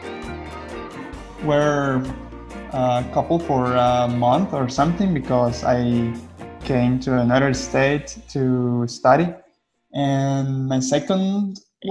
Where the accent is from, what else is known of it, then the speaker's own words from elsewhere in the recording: Costa Rica; I'm from Costa Rica